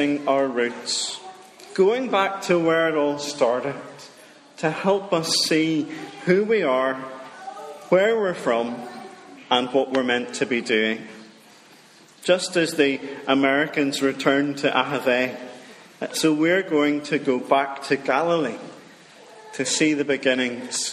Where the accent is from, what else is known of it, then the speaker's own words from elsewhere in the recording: Dromore, Northern Ireland, United Kingdom; moved away as an adult; also born or lived in Fermanagh; now in Richhill, United Kingdom; I'm from Dromore. Now, that's the real Dromore in County Down, not the fake Dromore in County Tyrone